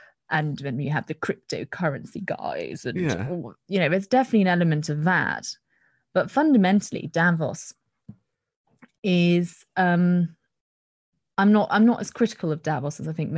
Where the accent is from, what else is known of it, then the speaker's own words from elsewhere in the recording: Netherlands; now in United Kingdom; because I grew up in Holland, and, you know, don't have my childhood friends or uni friends to fall back on.